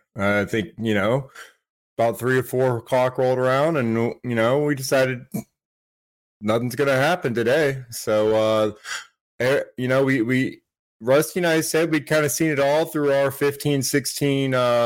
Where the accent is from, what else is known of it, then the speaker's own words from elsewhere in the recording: Brunswick, Georgia, United States; out of Brunswick in my hometown, representing Glynn County there